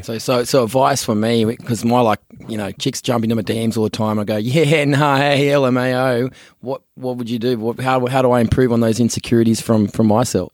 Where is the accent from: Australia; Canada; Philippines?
Australia; moved away as an adult; also born or lived in San Francisco; being an Aussie, you know, moving over there with the accent